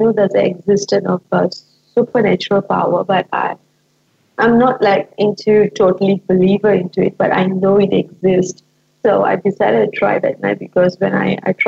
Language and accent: English; Malaysia; from Malaysia